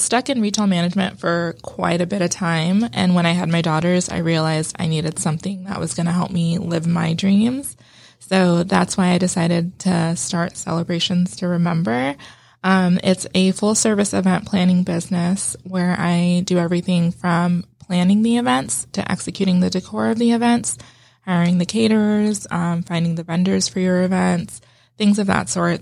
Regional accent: California, United States; moved away as an adult; also born or lived in Las Vegas, Nevada; I grew up in California, but my, and I lived in Vegas for a little while

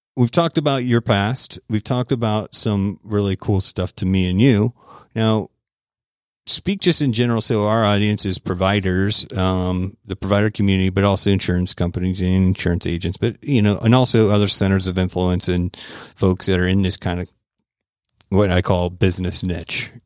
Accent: Tampa, Florida, United States; my hometown of Tampa, Florida

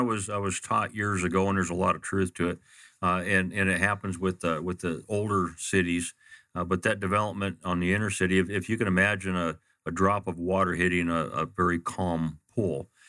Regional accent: Glendale, Arizona, United States; I grew up in Maryville. I, I lived in a John F. Long home at, uh, Osborne and Fifty-First Avenue

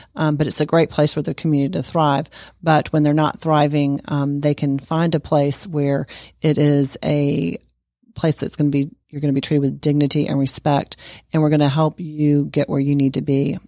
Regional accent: Sandy Springs, Georgia, United States; I am actually from Sandy Springs, Georgia, and I grew up in the community.

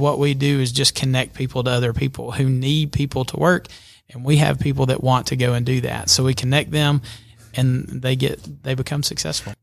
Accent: Albertville, Alabama, United States; moved away as an adult; now in Georgia, United States; I grew up in Alabama. Um, graduated from Albertville High School over in the, in the great state of Alabama

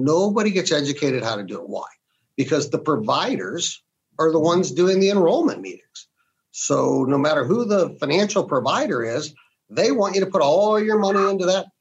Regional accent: Canton, Ohio, United States; I grew up in Canton, Ohio, to a family that was in the automobile industry

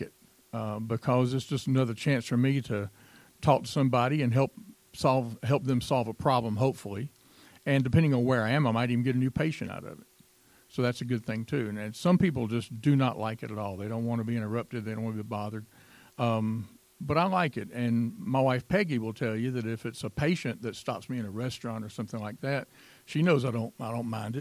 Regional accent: Greenville, South Carolina, United States; moved away as an adult; also born or lived in Gwinnett County, Georgia; I grew up in Greenville, South Carolina.

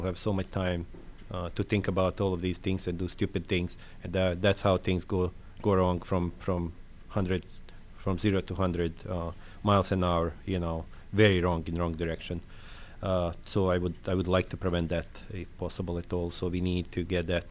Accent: Bosnia & Herzegovina; accent: French; English is a second language; moved away as an adult; also born or lived in Slovenia / Yugoslavia; now in Lilburn, United States; That I was living in is Bosnia. Bosnia, I'm Croatian, nationality from Bosnia, born in Slovenia

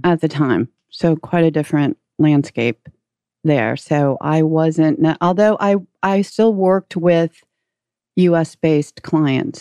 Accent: St. Louis, Missouri, United States; out of Saint Louis, which is my hometown

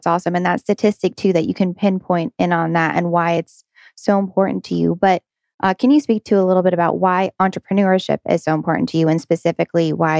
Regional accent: New Jersey, United States; now in Georgia, United States; I'm originally from New Jersey, moved down to Georgia, and I never want to go back.

